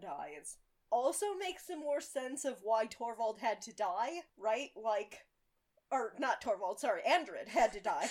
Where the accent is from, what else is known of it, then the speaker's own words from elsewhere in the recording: United States; as an American